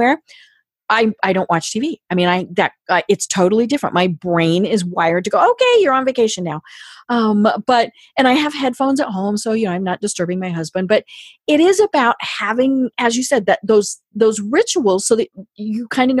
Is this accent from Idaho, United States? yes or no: no; Colorado, United States; I'm from Colorado